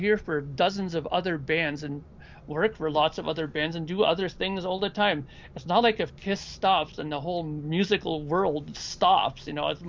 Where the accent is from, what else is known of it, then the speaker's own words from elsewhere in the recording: Toronto, Ontario, Canada; I'm from the Toronto area